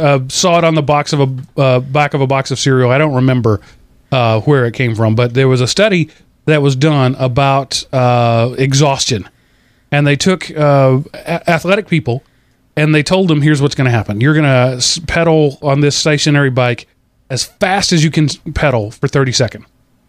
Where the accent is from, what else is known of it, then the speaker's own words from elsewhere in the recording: United States; as an American